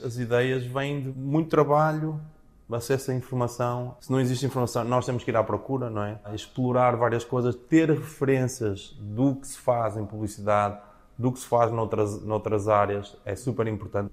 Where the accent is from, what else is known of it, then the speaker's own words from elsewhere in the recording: Portugal; now in New York, United States; Eu sou português, o Marco é brasileiro, moramos em Nova York